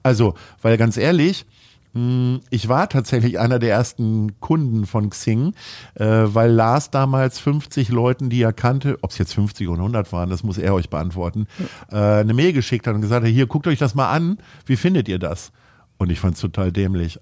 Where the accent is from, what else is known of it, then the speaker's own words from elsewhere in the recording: Stadthagen, Lower Saxony, Germany; moved away as an adult; now in Hamburg, Germany; in meinem Heimatort äh, in der Nähe von Hannover in Stadthagen